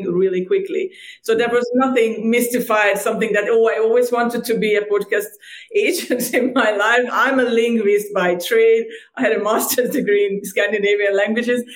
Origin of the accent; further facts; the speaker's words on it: Hungary; moved away as an adult; also born or lived in Ireland; now in Cyprus; I was born and raised in Hungary, in a small town in Hungary